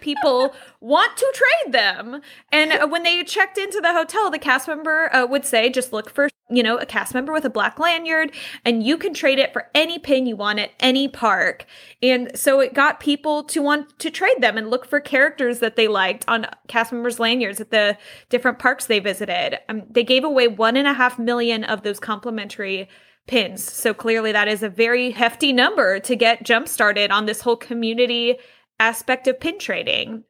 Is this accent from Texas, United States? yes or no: no; Anaheim, California, United States; I was growing up in Anaheim